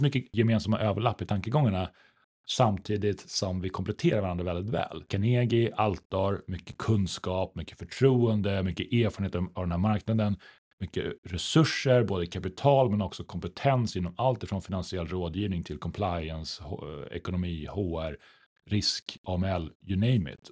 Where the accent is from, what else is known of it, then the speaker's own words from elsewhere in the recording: Umeå, Västerbotten County, Sweden; moved away; född och uppvuxen i Norrland. Om en aningen lägre ner på kartan